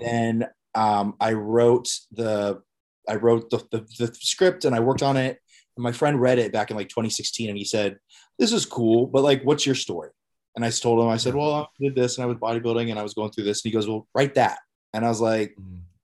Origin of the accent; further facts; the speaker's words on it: Ohio, United States; moved away as an adult; I moved back to my hometown in Ohio